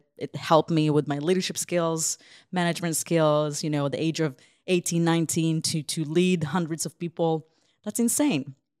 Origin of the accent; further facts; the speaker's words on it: Ukraine; So I grew up in Ukraine as a perfect Ukrainian girl with no kind of Jewish identity or knowledge about that.